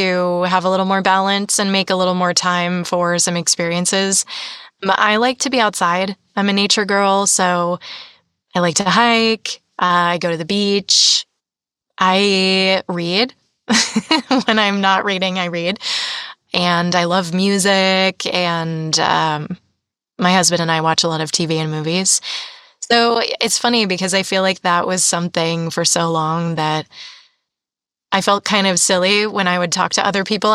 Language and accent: English; Massachusetts, United States; now in California, United States; I'm from Massachusetts